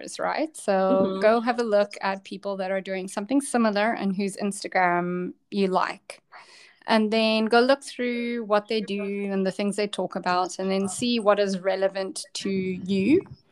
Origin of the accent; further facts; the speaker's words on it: South Africa; I'm from South Africa